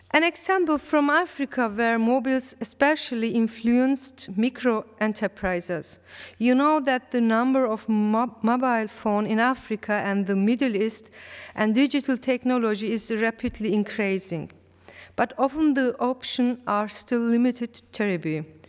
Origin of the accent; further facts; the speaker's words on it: Malatya, Turkey; English is a second language; moved away; my heart is also in Malatya, in my hometown.